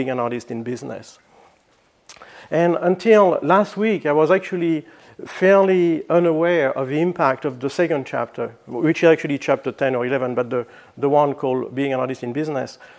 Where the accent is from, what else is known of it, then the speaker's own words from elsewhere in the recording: France; moved away as an adult; also born or lived in Flagstaff, Arizona, United States; now in United States; I'm originally from France, and I moved to the United States in 1986 to go to school at NAU in Flagstaff.